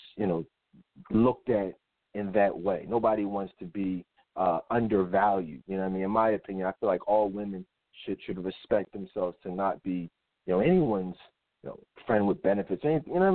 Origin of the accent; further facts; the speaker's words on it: Philadelphia, Pennsylvania, United States; I'm from Philly. I've lived in Philadelphia my whole life